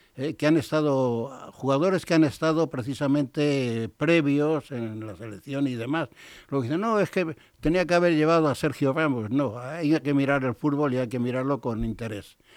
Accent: Spain; soy un español que la R no lo pronunciado

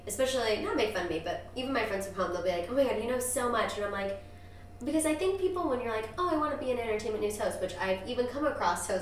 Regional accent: Missouri, United States; We're both from Missouri

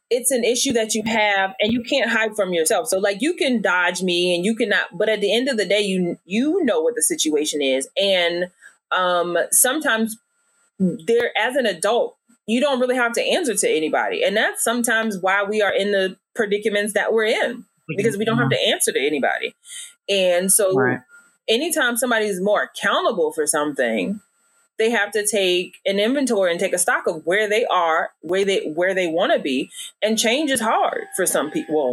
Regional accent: Virginia, United States; moved away as an adult; now in Dallas, United States; I'm a little bit country too, because I, you know, I'm from Virginia.

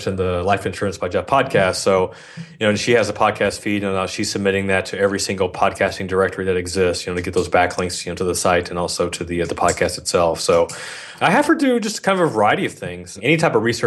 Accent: Philippines; I'm Filipino

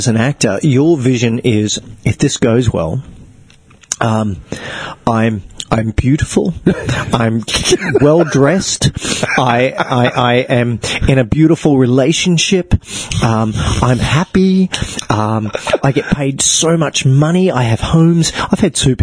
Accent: Gold Coast, Queensland, Australia; born or raised there; also born or lived in Africa

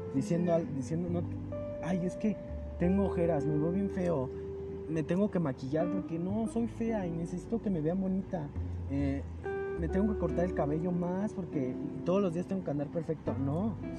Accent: Mexico; somos mexicanos

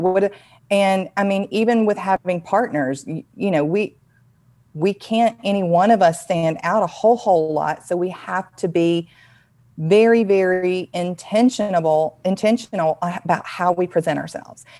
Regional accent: the South, United States; accent: Southern; my Southern accent

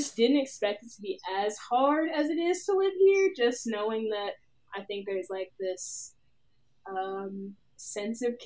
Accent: the South, United States; moved away as an adult; now in New York City, United States; I'm from the South

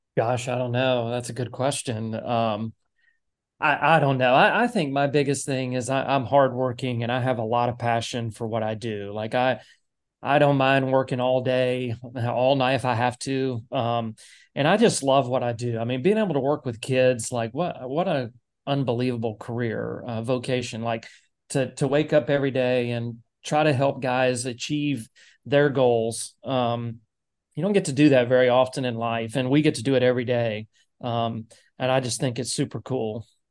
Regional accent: Nashville, Tennessee, United States; moved away; I grew up in Nashville.

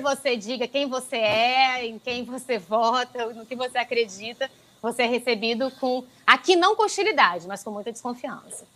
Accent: Brazil; now in Italy; quando nós chegamos como brasileiros

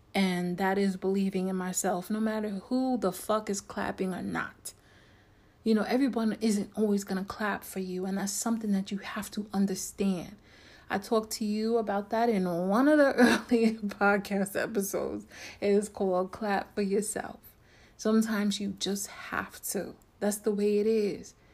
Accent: New York, United States; I'm from New York, born and raised

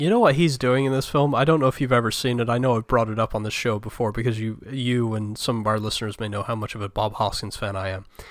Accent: United Kingdom; I am British

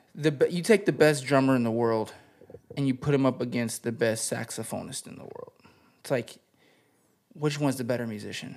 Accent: the desert out in Cali, California, United States; also born or lived in Greece; now in Los Angeles, United States; I was born in Greece, and I was raised in the desert out in Cali

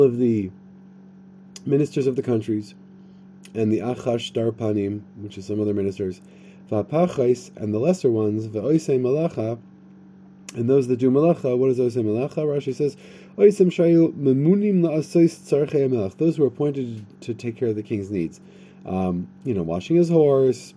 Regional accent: United States; I'm from America

